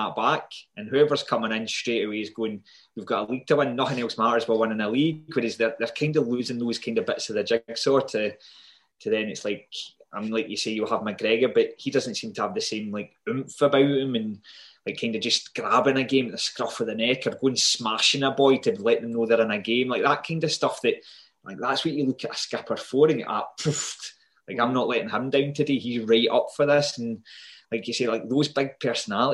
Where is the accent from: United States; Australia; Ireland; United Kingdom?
United Kingdom; Ayr, Scotland; So I grew up in Ayr, and like literally all it was football.